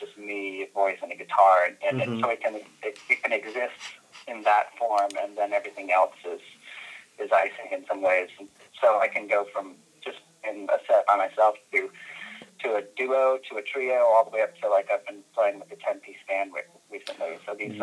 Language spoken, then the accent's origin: English; North Carolina, United States; moved away as an adult; also born or lived in New York; now in Bay Area, United States; I was in the South of North Carolina until I was about 23